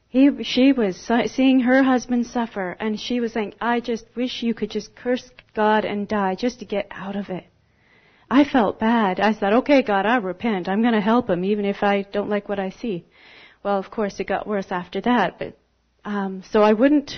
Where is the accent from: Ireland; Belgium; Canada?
Canada; moved away as an adult; I'm from Canada